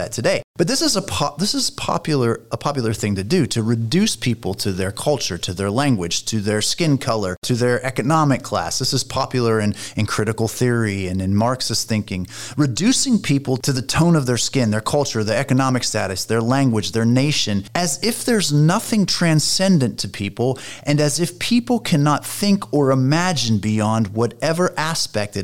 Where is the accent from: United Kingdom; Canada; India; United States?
United States; Pennsylvania; moved away; also born or lived in Cincinnati, Ohio; I'm originally from Pennsylvania